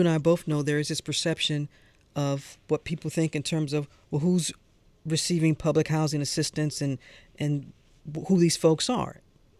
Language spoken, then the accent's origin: English; St. Louis, Missouri, United States; moved away; I'm coming from St. Louis